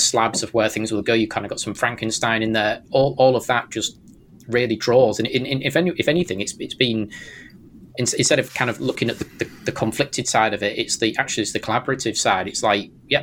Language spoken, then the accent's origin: English; Hull, Yorkshire and the Humber, United Kingdom; accent: strange British accent; I'm from Hull, and then well, that's the back and beyond.